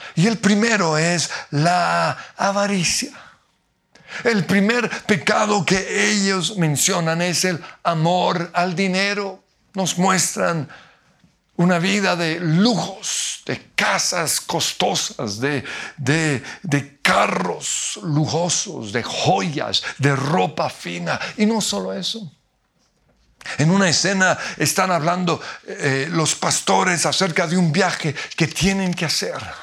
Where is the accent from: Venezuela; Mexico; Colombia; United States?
Colombia; como diríamos en Colombia